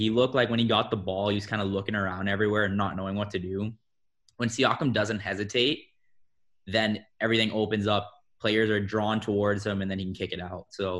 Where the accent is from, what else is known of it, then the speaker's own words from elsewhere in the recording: Miami, Florida, United States; I'm from Miami